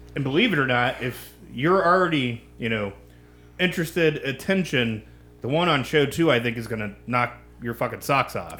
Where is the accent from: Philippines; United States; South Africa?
United States; Kansas; my home state